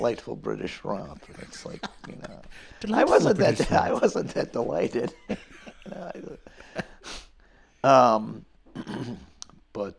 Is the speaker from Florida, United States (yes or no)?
no; Skaneateles, New York, United States; born or raised there; moved away as an adult; also born or lived in Kingston, New York / North Syracuse, New York